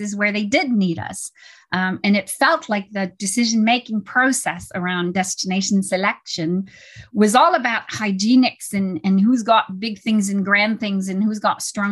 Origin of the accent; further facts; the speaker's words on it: Canada; I'm Canadian, French Canadian